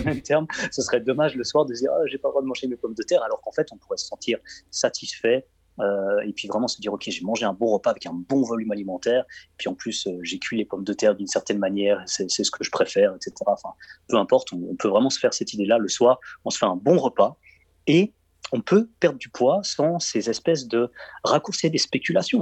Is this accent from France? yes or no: no; Belgium; je suis belge